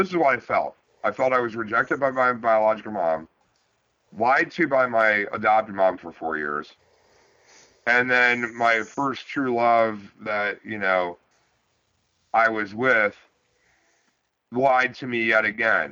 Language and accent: English; Massillon, Ohio, United States; I was born in Massillon